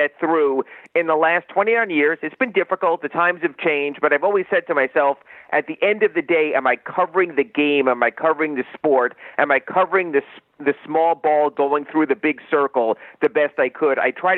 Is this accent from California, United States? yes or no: no; New York City, New York, United States; moved away as an adult; also born or lived in Binghamton, New York; now in South Florida, United States; I'm actually from New York City, grew up, actually went to Cardoza High School